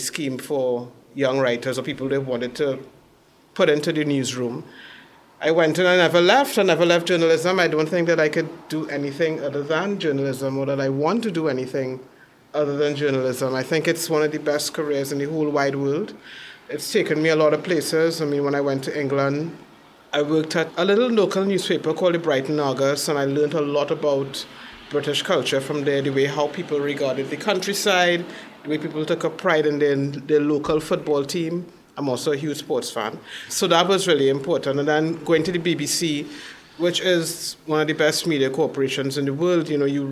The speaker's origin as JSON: {"language": "English", "country": "Trinidad & Tobago", "tie": "born or raised there", "also_born_or_lived": "St. Clair, Port of Spain / Barataria", "said": "I moved east of Port of Spain to an area called Barataria"}